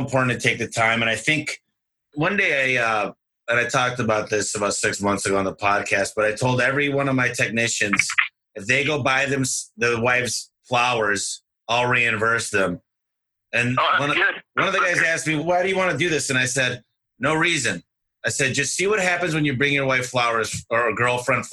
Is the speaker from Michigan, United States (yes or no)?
yes; Michigan, United States; now in Arizona, United States; I'm from Michigan originally